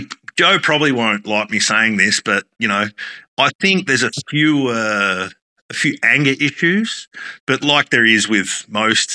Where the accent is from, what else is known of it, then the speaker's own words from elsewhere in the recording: Esperance, Western Australia, Australia; now in Queensland, Australia; probably the busiest restaurant in my hometown of Esperance